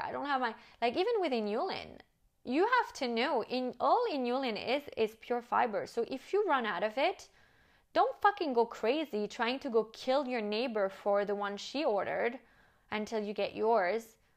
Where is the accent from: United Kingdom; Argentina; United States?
United States; moved away as an adult; also born or lived in France; now in Monaco; my French upbringing, even though I grew up and lived in the States